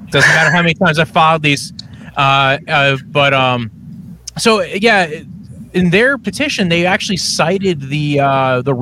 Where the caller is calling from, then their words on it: New Jersey, United States; I am I'm telecasting from New Jersey, uh, Browns fan from New Jersey, strangely enough.